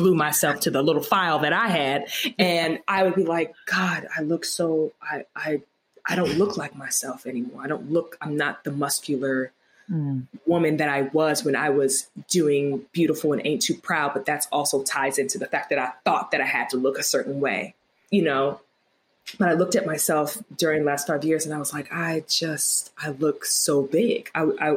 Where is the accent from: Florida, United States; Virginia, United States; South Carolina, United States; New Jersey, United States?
Virginia, United States; Virginia Beach; also born or lived in Queens, New York; now in New York, United States; Virginia Beach. I was born in Queens, New York. I'm a New Yorker, but I was raised in Virginia. So let's just say Virginia.